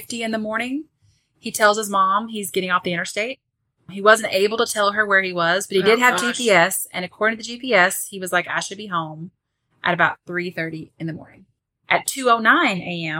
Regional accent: the South, United States; I'm from the South

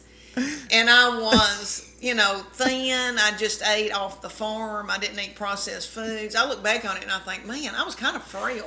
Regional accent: Adams, Tennessee, United States; I was raised in Adams, Tennessee, 500 people

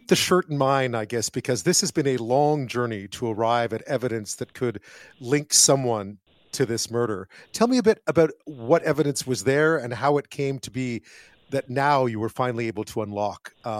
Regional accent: Montreal, Quebec, Canada; we head back to my hometown, Montreal

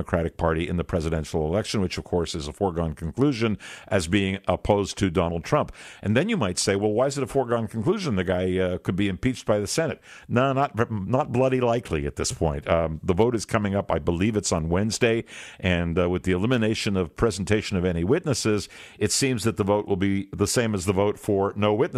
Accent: Canada; I'm a Canadian

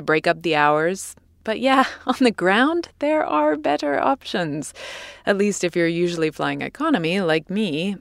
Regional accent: England, United Kingdom; my home country of England

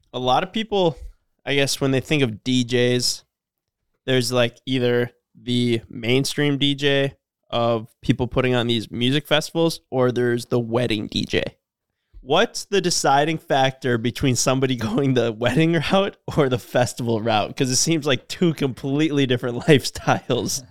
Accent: Cormorant, Minnesota, United States; we're from Cormorant.

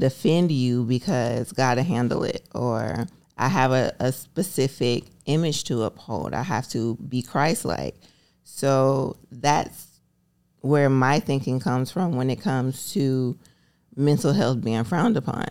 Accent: Alabama, United States; moved away; I grew up in Alabama

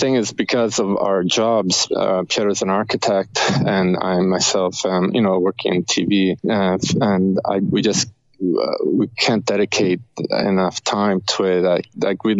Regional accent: Rome, Lazio, Italy; now in Canada; we're both from Rome, Italy

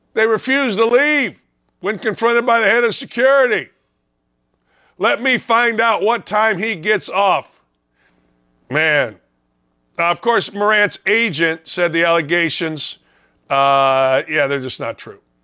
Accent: Gary, Indiana, United States; I grew up in Northwest Indiana, Gary, Indiana.

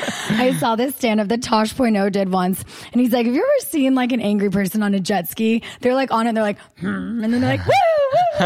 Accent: United States; accent: American; my American accent

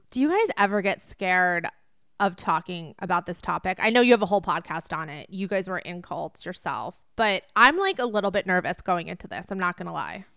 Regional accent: East Coast, United States; I grew up on the East Coast

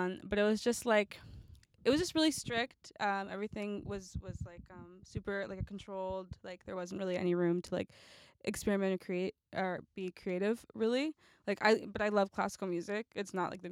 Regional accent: Oakland, California, United States; moved away as an adult; also born or lived in New York; I'm from Oakland, California.

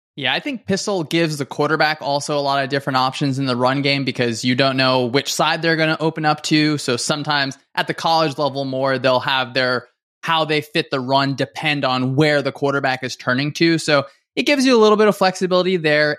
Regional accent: Northern New Jersey, United States; I grew up in Northern New Jersey.

